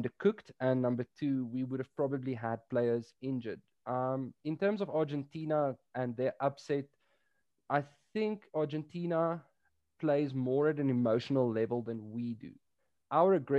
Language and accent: English; South Africa